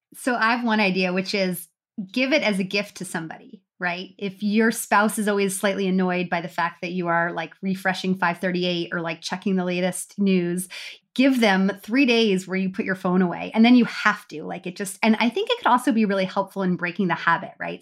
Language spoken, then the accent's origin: English; United States; now in Canada; We all live in Canada, but we're American